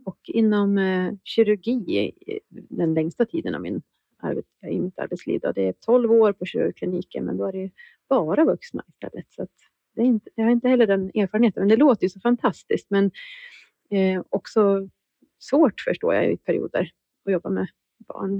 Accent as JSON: {"language": "Swedish", "town": "Västerås", "region": "Västmanland", "country": "Sweden", "tie": "born or raised there", "said": "jag är också uppvuxen i Västmanland, bott i Västmanland, eller i Västerås hela mitt liv"}